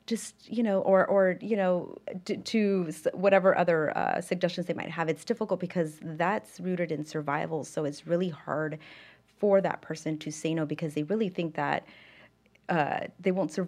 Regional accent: Pasadena, California, United States; So I'm from Los Angeles, specifically Pasadena, California.

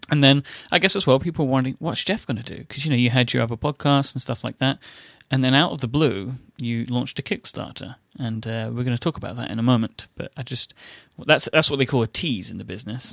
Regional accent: ExCeL, London, United Kingdom; it was sort of in my hometown, so I was there. It was in a huge exhibition center that we have called the X L

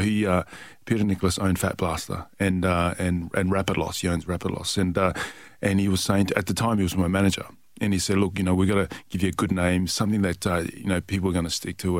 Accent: Perth, Western Australia, Australia; also born or lived in Tonga; Perth, Western Australia, and that's yeah. my hometown. So yeah. I'm from six one six four South Lake

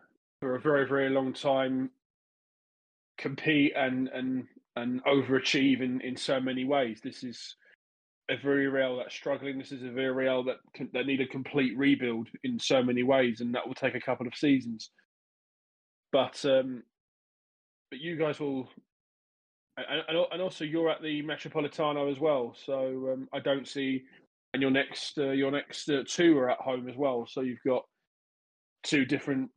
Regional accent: England, United Kingdom; I grew up in England

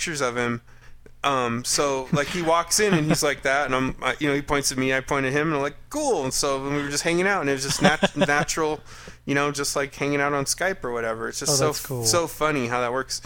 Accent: Colorado, United States; I'm from Colorado

